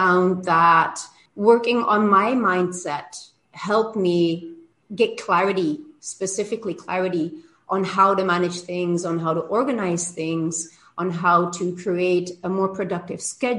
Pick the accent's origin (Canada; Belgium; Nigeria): Belgium; moved away as an adult; now in Cancún, Mexico; I'm originally from Belgium. I live in Mexico. I've been here for 22 years.